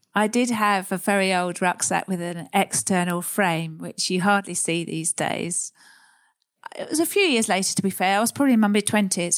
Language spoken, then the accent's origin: English; Surrey, South East England, United Kingdom; also born or lived in Sussex; I grew up in Surrey, leafy, leafy Surrey, Sussex area.